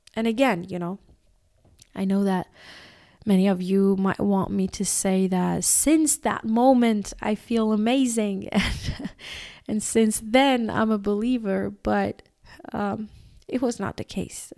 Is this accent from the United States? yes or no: no; Iran; I was born in Iran